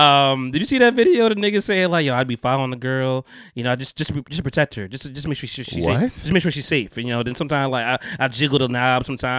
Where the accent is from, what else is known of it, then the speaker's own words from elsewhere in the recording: Bogota, New Jersey, United States; in my hometown, Bogota.